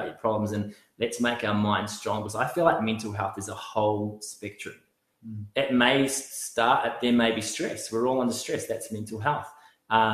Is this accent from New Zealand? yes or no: yes; New Zealand; now in Australia; I grew up playing rugby in New Zealand